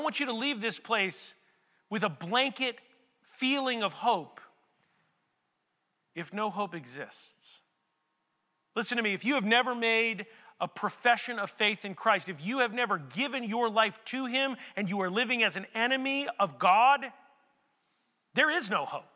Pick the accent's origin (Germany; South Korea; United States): United States; I'm from America